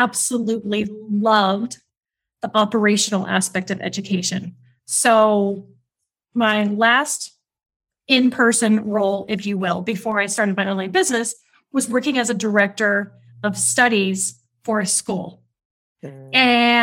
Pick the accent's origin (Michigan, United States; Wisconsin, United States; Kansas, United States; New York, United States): Kansas, United States; moved away as an adult; also born or lived in Europe / Africa / Asia; now in Oaxaca, Mexico; I am American, originally from Kansas, but I call Oaxaca, Mexico, home.